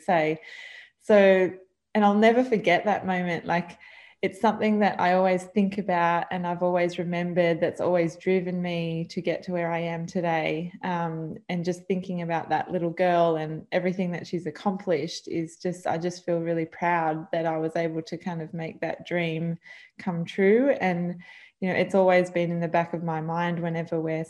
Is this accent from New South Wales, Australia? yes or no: yes; Vincentia, New South Wales, Australia; also born or lived in Camden, New South Wales; So growing up on the South Coast, we actually moved down. We were living in Camden, and then my mum and dad moved down to Vincentia on the South Coast of New South Wales when I was about 2 years old